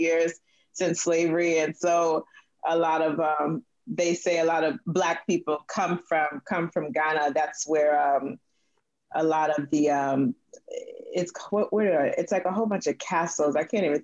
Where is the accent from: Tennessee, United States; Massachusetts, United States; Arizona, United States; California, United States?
Massachusetts, United States; Springfield; I grew up in Springfield, Massachusetts.